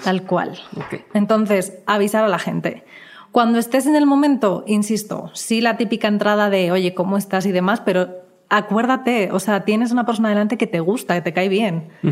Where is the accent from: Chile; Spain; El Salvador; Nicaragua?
Spain; now in Mexico; vengo de España donde la gente es un poco más ruda